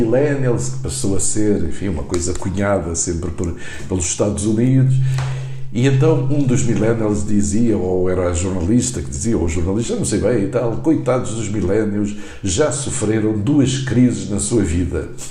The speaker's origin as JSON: {"language": "Portuguese", "country": "Angola", "tie": "born or raised there", "moved": "yes", "lives_now": "Portugal", "said": "eu nasci em Angola"}